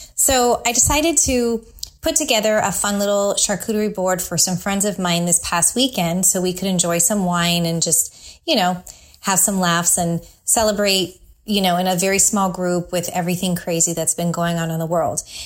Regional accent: San Francisco Bay Area, California, United States; now in Tampa, United States; growing up in the San Francisco Bay Area

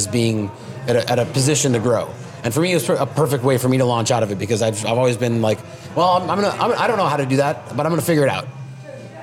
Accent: Seattle, Washington, United States; I grew up in Seattle, so I grew up backpacking and hiking

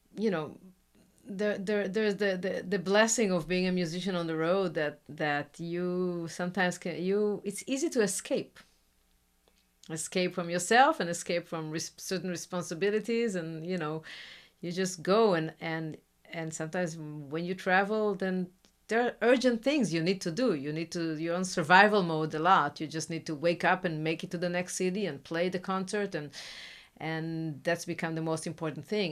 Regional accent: Israel; English is a second language; now in Brazil; I come from Israel

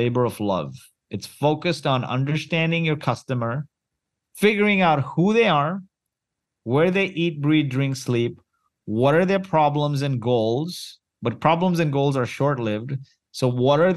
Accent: Kuwait; moved away; also born or lived in Mumbai, India; I was born in Kuwait

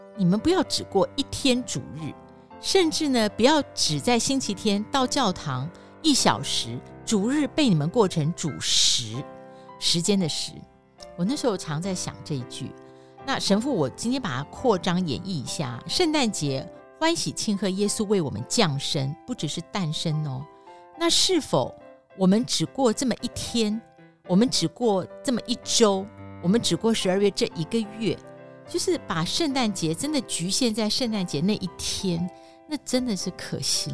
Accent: Taiwan; 我们台湾人庆祝什么都是吃

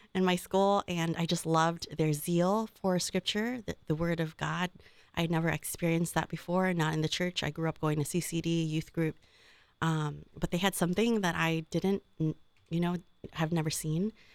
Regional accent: Oakland, California, United States; now in Columbus, United States; I'm from Northern California, right, uh, Oakland Diocese

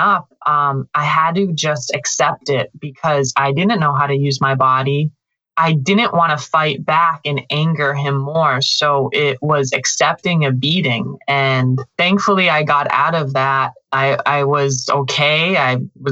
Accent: Western Massachusetts, United States; moved away; I grew up in the countryside of Western Massachusetts. Very rural, little town

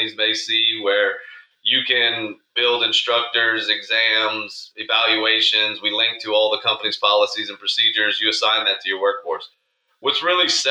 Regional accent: Lafayette, Louisiana, United States; also born or lived in Geismar, Louisiana; I grew up, born and raised in Lafayette, Louisiana.

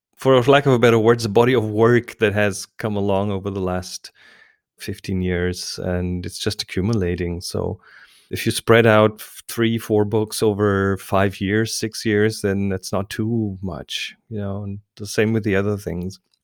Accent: Germany; English is a second language; I'm German

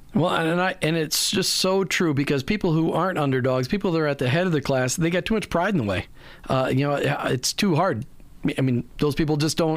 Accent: Minnesota, United States; growing up in Minnesota

